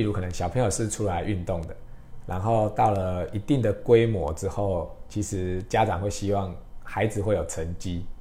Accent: Taiwan; 帮助我们台湾人可以更好的在国际上面发光发热

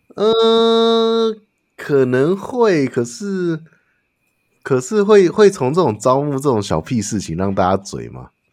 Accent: United States; moved away; Looney Tunes是我们在美国的一个成长的一个记忆

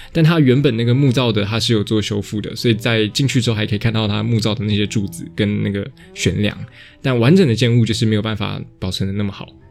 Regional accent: Taichung, Taiwan; moved away; 我是台中人

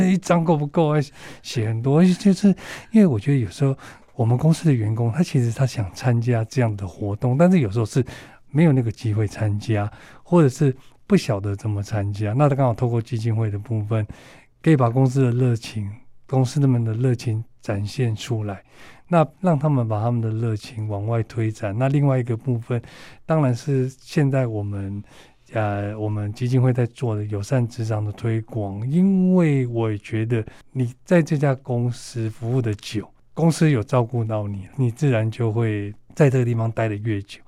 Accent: northern Taiwan, Taiwan; 我是北部人，所以我比较会在北部参与

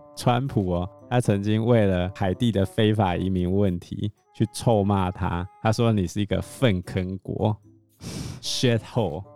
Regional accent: Taiwan; 他们都知道我们台湾人是有钱的

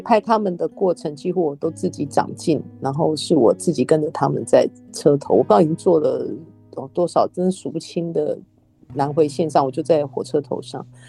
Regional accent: Taiwan; 我身在台湾

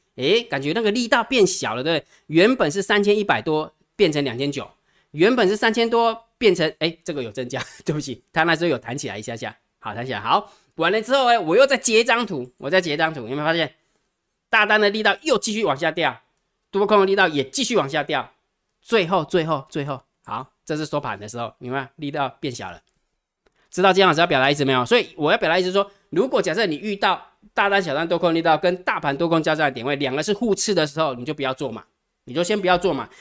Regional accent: Taiwan; 我们台湾人

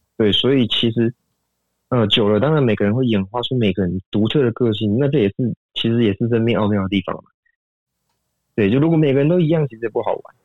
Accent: Taiwan; 像我们台湾人民其实就做的还不错

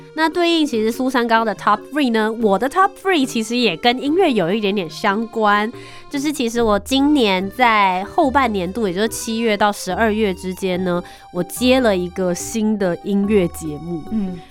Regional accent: Taiwan; 我是台湾人，台湾 Number One。

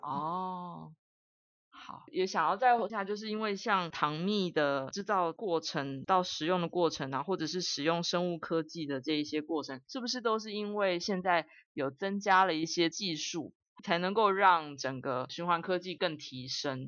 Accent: Taiwan; 我们台湾人一年吃掉这么多的糖哦

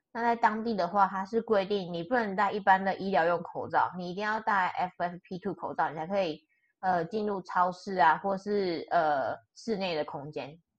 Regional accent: Taiwan; moved away as an adult; now in Austria; 身为一个台湾人，每天受台湾，呃，新闻这样渲染

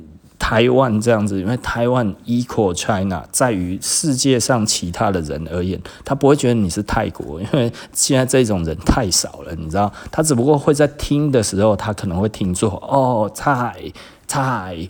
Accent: Singapore; 我们新加坡哦。人均比日本还高啊

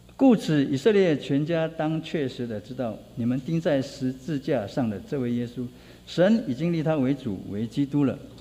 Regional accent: southern Taiwan, Taiwan; 因为我是南部的人

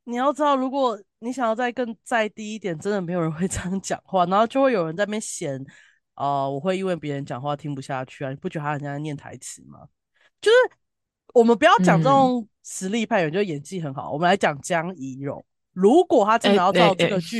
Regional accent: southern Taiwan, Taiwan; 主要可能我们就是南部人，

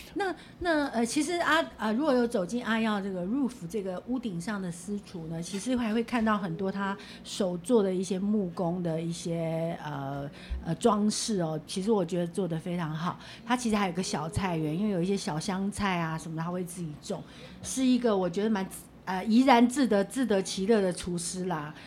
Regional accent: Taipei, Taiwan; 我们台北人

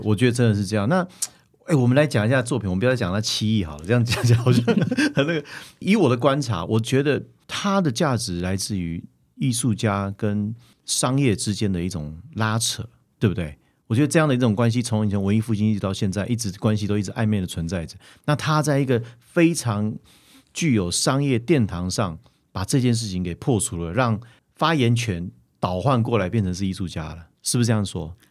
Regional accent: Taiwan; 这真的是我们台湾人的福气

